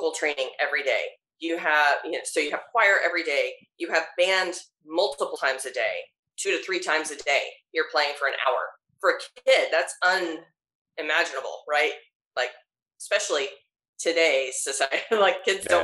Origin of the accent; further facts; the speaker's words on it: Georgia, United States; moved away; I grew up in Georgia